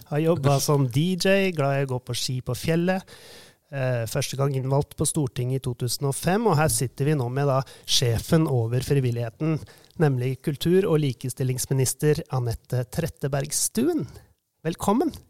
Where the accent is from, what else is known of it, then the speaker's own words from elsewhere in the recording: Hamar, Innlandet, Norway; Jeg vokste jo opp her på Hamar